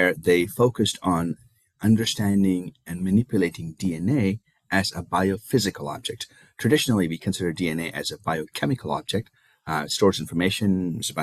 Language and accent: English; India; moved away as an adult; now in United States; I was born and raised in India. I came to the US for my graduate studies